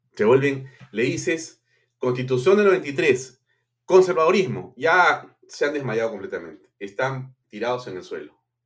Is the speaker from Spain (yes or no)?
no; Peru